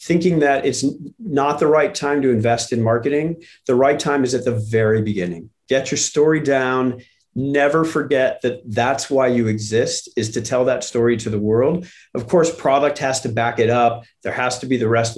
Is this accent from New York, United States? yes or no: no; St. Louis, Missouri, United States; I grew up in St. Louis where the Gateway Arch is on the riverfront